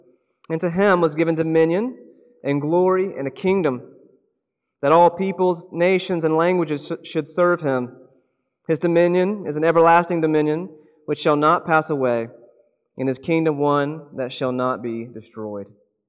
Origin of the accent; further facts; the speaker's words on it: South Carolina, United States; now in Oregon, United States; I'm not from Oregon originally, and for those of you who grew up here in the Pacific Northwest, this might be a shock to you, but I don't get soccer at all. I don't understand the rules. I grew up in South Carolina